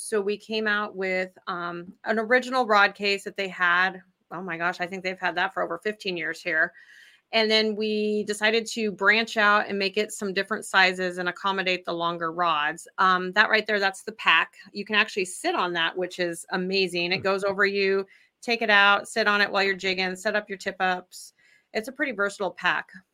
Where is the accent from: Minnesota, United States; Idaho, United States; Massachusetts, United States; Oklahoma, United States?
Idaho, United States; moved away as an adult; now in Wisconsin, United States; I'm originally from Idaho